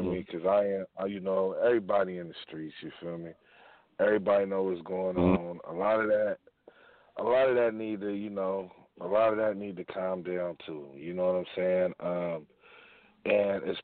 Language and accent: English; Bay Area, California, United States; also born or lived in Sacramento, California; I'm from the Bay Area, but, you know, I've been rocking in Sac, too, for a minute